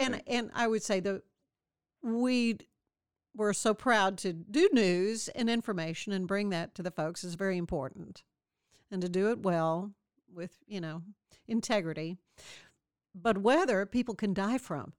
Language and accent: English; Waco, Texas, United States; I grew up in Waco.